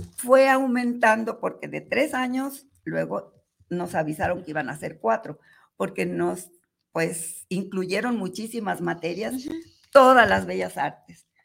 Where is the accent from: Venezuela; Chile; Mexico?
Mexico; Guadalajara, Jalisco; Nací aquí en Guadalajara, Jalisco.